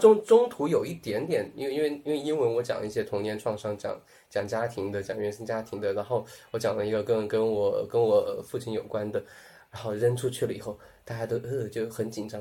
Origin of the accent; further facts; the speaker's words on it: Sichuan, China; also born or lived in Tianjin; now in Chengdu, China; 我， 我是， 我是四川人， 从小就是四川人